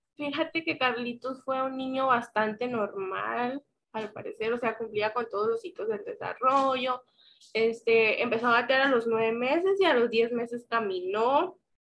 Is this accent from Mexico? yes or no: yes; Guasave, Sinaloa, Mexico; now in Culiacán, Mexico; soy originaria del municipio de Guasave, Sinaloa